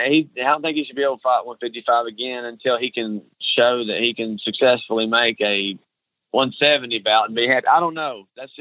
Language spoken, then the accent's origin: English; Ringgold, Georgia, United States; Zane Burton's from the same hometown that I'm from Ringgold, Georgia